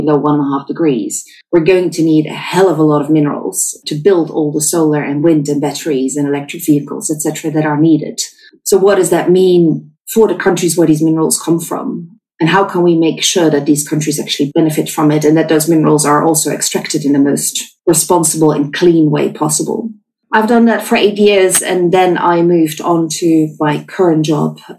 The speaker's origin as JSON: {"language": "English", "region": "small town near Utrecht", "country": "Netherlands", "tie": "born or raised there", "also_born_or_lived": "South Africa", "moved": "as an adult", "said": "I'm Dutch. I grew up in the Netherlands in a small town close to Utrecht"}